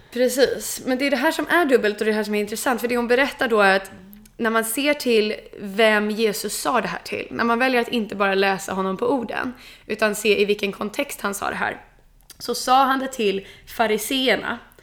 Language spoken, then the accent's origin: Swedish; Sweden; jag som är svensk